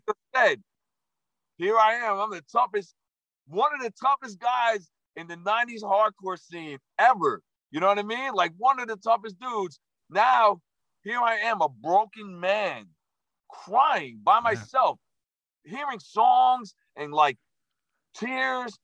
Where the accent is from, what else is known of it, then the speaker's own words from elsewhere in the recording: New Jersey, United States; my original nickname was Jersey